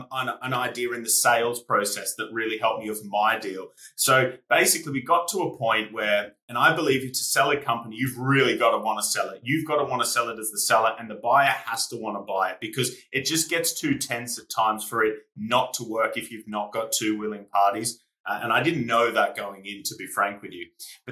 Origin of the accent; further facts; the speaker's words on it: Australia; now in United Kingdom; when I came from Australia to the UK, I had no idea who he was, which to English people is crazy